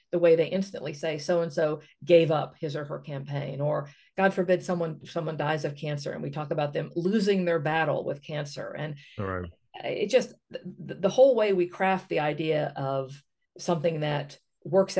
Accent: West Virginia, United States; I come from West Virginia.

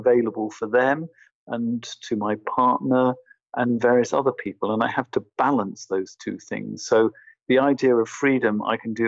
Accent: England, United Kingdom; now in Berlin, Germany; I'm originally from England

